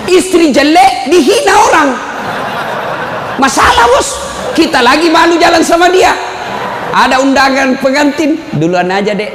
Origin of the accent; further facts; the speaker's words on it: South Sulawesi, Indonesia; Oh itu orang Bugis pinggiran. Kalau kami ini Bugis modern.